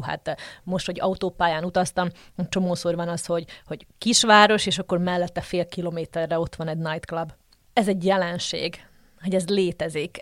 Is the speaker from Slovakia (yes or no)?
yes; Slovakia; also born or lived in Žitný ostrov (Csallóköz); now in Brussels, Belgium; magyar vagyok, max hozzáteszem azt, hogy szlovákiai vagy felvidéki magyar